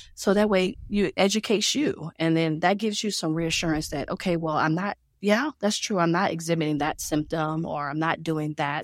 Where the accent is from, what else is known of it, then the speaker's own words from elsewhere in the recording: Louisiana, United States; moved away; also born or lived in Georgia; I'm from Louisiana